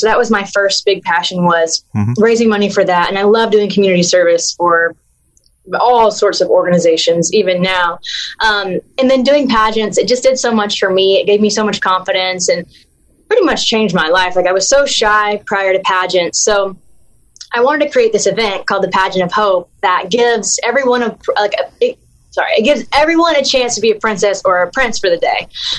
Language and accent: English; the South, United States; accent: Southern; now in Los Angeles, United States; I'm very Southern. my accent might not be as strong as it used to, because when I moved to Los Angeles, I took dialects training to get rid of my accent.